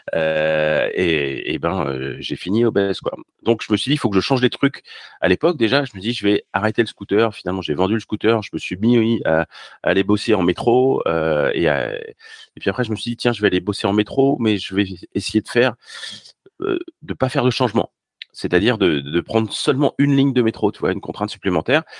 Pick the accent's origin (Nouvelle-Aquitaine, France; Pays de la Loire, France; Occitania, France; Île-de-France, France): Île-de-France, France; Paris; also born or lived in Normandy; je suis parisien